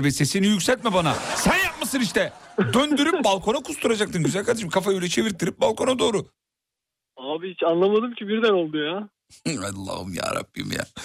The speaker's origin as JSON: {"language": "Turkish", "region": "Giresun", "country": "Turkey", "also_born_or_lived": "Tekirdağ", "moved": "yes", "said": "Yok Giresunluyuz abi."}